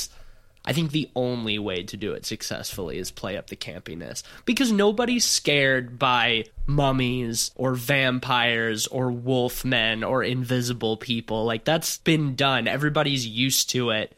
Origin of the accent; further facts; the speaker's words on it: Fairhope, Alabama, United States; my hometown of Fairhope, Alabama